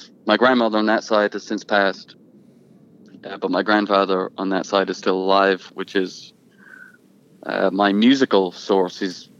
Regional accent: Ireland; moved away; also born or lived in Croydon, England; I was born there, and I lived there until I was four, until they broke up. And then when I was four, me and my mother went back to Ireland to live

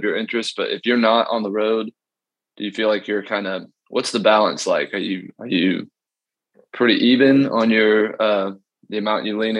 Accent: Georgetown, South Carolina, United States; born or raised there

